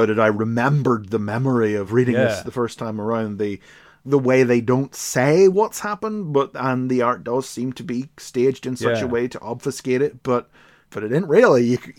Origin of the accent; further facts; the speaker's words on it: Ireland; I'm from Ireland